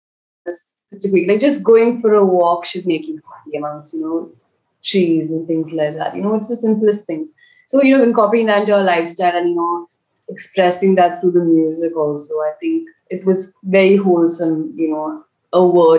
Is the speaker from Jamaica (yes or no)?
no; Dubai, United Arab Emirates; moved away as an adult; now in India; Actually, we didn't grow up in Goa, so we grew up in Dubai.